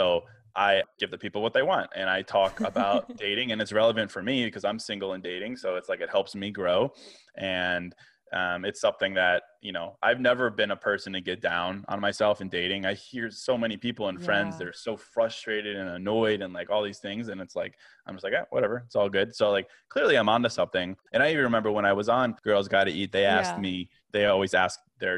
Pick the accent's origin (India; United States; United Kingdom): United States; Virginia; now in Chicago, United States; So I was born in Chicago, but I grew up in Virginia, actually.